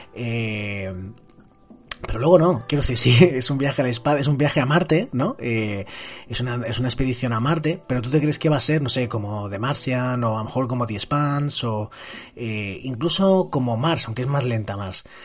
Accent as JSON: {"language": "Spanish", "country": "Spain", "said": "en mi país, por ejemplo, en España"}